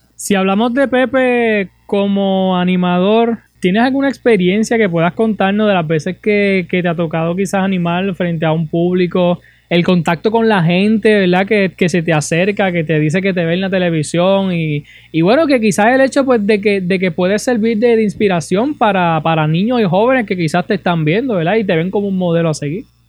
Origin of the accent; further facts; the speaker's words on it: Puerto Rico; como puertorriqueños, como residentes de, este país